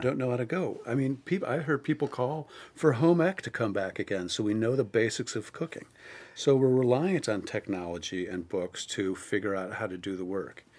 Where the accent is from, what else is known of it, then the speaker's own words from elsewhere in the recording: Cleveland, Ohio, United States; at the time, I was from Cleveland